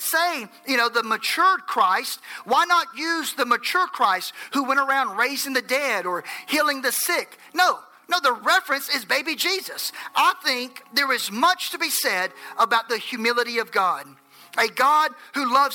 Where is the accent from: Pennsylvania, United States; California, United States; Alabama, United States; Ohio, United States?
Alabama, United States; Enterprise